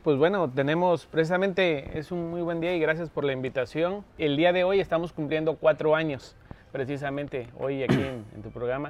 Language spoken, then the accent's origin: Spanish; Veracruz, Mexico; Yo vivía viví ahí, casa de, de mi madre de, chamaco